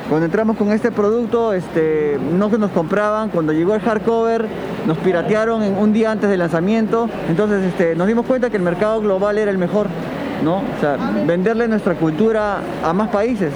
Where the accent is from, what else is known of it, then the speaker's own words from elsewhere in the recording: Peru; soy peruano